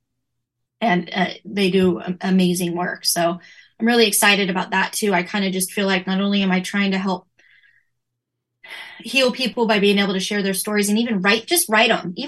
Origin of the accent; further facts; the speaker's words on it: Northern California, United States; I've lived my whole life in Northern California